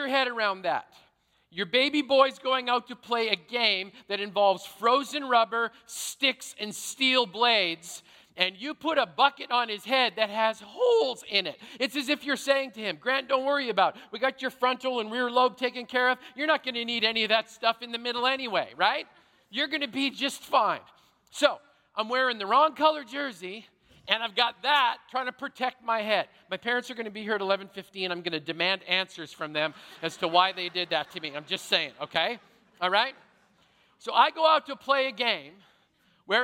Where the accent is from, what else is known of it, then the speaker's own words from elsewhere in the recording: Canada; I grew up in Canada, which means I played hockey